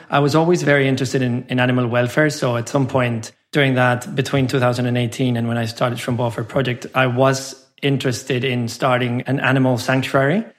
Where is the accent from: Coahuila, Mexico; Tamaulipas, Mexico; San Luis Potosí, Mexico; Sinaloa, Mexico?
San Luis Potosí, Mexico; moved away as an adult; also born or lived in Mexico City / London / Doha; I was born and raised in Mexico. I grew up in a small city called San Luis Potosí